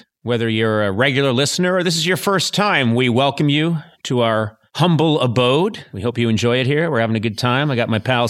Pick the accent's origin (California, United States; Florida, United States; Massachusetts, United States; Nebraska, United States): Massachusetts, United States; Boston; I've always thought, and I grew up in Boston, and winter there lasts like 11 months. And also, I grew up in the Boston of the late 60s and 70s